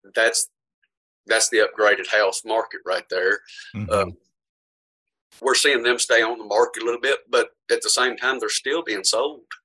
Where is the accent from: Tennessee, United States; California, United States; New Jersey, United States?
Tennessee, United States; Portland; history in Portland. I've been here my whole life.